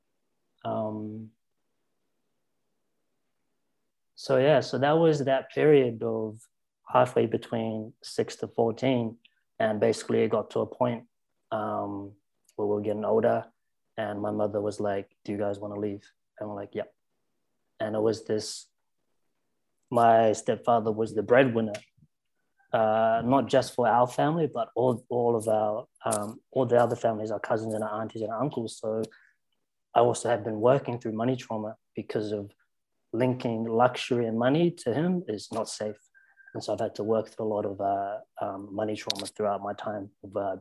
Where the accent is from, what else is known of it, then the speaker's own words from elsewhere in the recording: South Island, New Zealand; when I say where I'm from, I say I'm from the South Island because that's where I started to find who I was